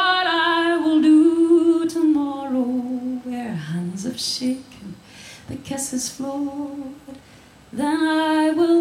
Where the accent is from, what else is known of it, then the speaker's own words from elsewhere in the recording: Glasgow, Scotland, United Kingdom; I'm from Glasgow